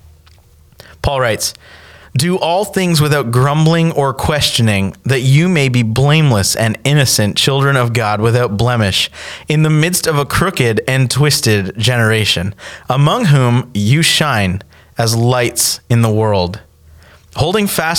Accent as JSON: {"language": "English", "country": "Canada", "moved": "yes", "lives_now": "United States", "said": "I'm from Canada"}